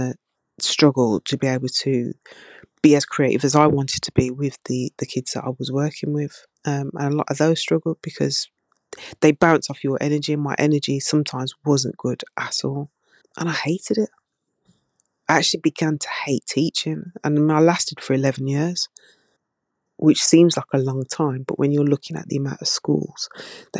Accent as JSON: {"language": "English", "town": "Birmingham", "region": "West Midlands", "country": "United Kingdom", "said": "from Birmingham, even though you slated my accent."}